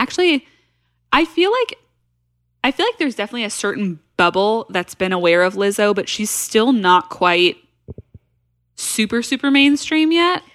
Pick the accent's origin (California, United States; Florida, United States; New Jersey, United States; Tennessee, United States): Tennessee, United States; Nashville; We're from Nashville